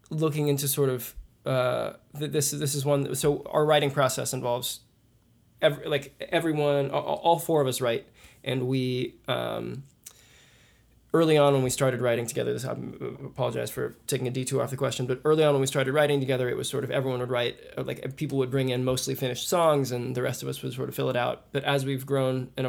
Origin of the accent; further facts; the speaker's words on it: Kansas City, Missouri, United States; And I'm from Kansas City. … I play mandolin and violin.